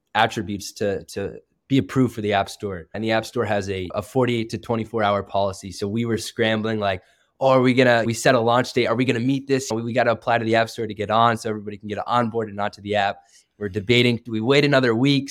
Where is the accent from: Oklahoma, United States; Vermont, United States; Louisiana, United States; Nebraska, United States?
Vermont, United States; moved away as an adult; now in Notre Dame, United States; I grew up in Vermont, actually, which is kind of a rural state